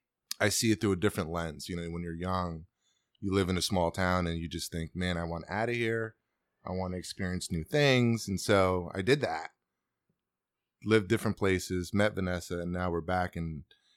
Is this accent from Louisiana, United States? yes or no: no; New Paltz, New York, United States; moved away as an adult; I'm from the Hudson Valley. I grew up in New Paltz and graduated there in high school. So this coming back here for me is a little bit of a homecoming. I left when I was 18